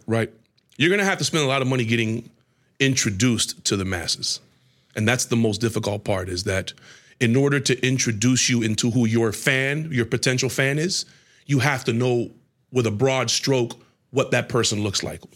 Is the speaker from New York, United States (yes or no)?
no; Tampa, Florida, United States; moved away; also born or lived in Atlanta; we're from Tampa